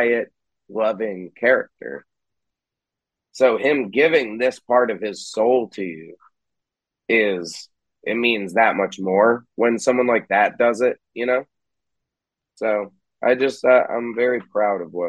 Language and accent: English; New York, United States; moved away as an adult; now in Jersey City, United States; in Jersey City now, but I'm from New York, born